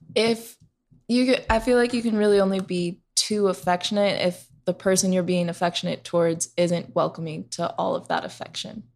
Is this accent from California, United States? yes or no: no; Seattle, Washington, United States; moved away as an adult; now in Phoenix, United States; I am from Seattle, born and raised there, but I live in Phoenix now